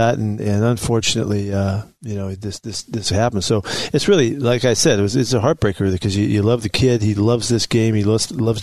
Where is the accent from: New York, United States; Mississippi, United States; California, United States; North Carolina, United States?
California, United States; San Francisco; now in Seattle, United States; it's my hometown